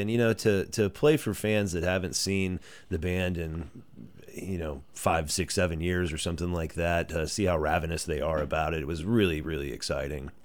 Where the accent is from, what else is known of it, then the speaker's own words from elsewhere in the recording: Greenville, Texas, United States; now in Dallas, United States; Born and raised in Greenville and, uh, went to high school, lived there up until two years ago.